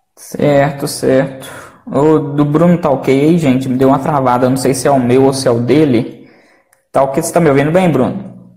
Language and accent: Portuguese; Belo Horizonte, Minas Gerais, Brazil; eu sou de Belo Horizonte